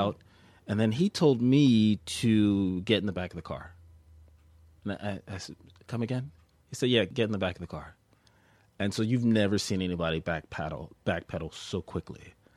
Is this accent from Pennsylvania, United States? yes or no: yes; Philadelphia, Pennsylvania, United States; I'm a Philadelphian